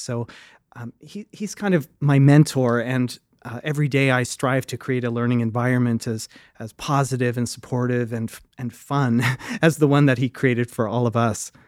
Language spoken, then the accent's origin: English; Fredericton, New Brunswick, Canada; I grew up in Fredericton, New Brunswick